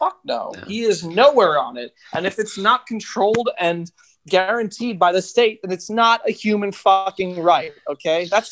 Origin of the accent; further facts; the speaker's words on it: New York, United States; I'm from New York